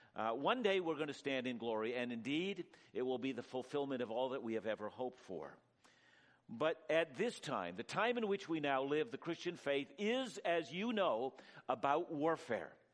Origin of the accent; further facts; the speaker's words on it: Canada; I'm a Canadian through and through